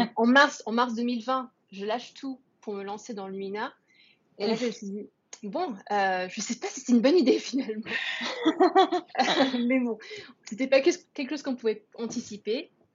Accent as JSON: {"language": "French", "country": "France", "also_born_or_lived": "Singapore", "said": "je répondrai en français, puisque je suis française"}